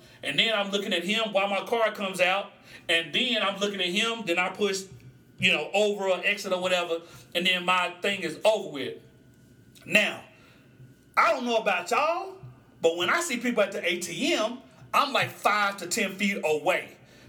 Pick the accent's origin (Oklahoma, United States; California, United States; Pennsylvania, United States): Oklahoma, United States; Musgrave; So, I grew up in Musgrave, Oklahoma, and the Graves is across the street from North Highlands, right?